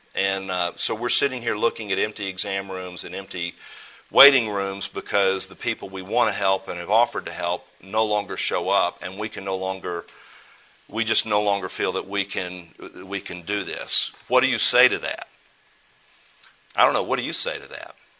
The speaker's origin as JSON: {"language": "English", "country": "United States", "said": "as an American"}